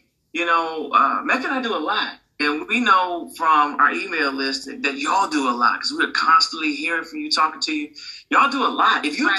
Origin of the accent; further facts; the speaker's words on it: Jamaica; I'm Jamaican, you know, Jamaicans always.